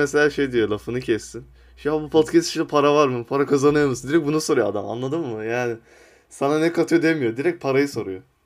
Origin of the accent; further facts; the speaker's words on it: Sivas Province, Turkey; ben mesela kendim Sivaslıyım